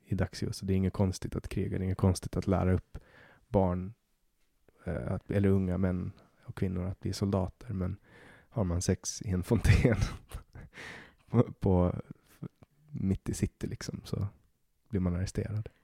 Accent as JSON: {"language": "Swedish", "region": "Åland", "country": "Finland", "moved": "yes", "lives_now": "Sweden", "said": "jag är äh, ålänning, men jag har finskt pass"}